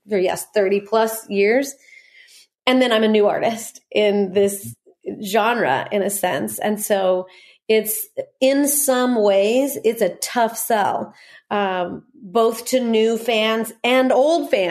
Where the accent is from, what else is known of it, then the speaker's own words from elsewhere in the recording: Corona, California, United States; born there; also born or lived in Norco; I was born in Corona and and spent the first two years of my life in Norco.